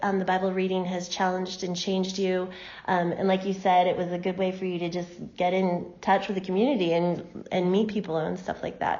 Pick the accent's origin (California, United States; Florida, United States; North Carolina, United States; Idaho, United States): Idaho, United States; Moscow; I was born and raised in Moscow